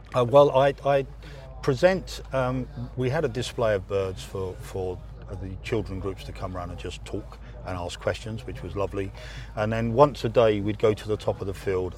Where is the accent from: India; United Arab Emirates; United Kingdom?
United Kingdom; England; as an Englishman